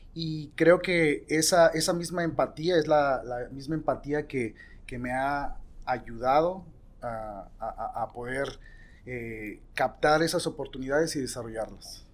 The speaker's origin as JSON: {"language": "Spanish", "region": "Mexico City", "country": "Mexico", "said": "clase media de la Ciudad de México, de donde soy yo"}